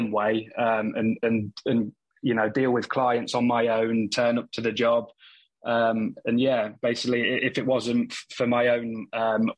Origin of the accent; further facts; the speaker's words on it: Leicester, East Midlands, United Kingdom; I'm from Leicester in the Midlands.